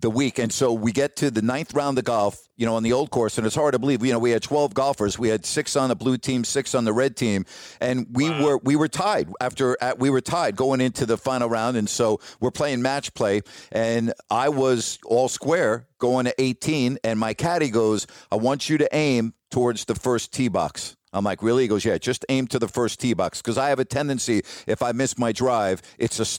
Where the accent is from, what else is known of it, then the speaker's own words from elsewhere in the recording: New York, United States; me being the New Yorker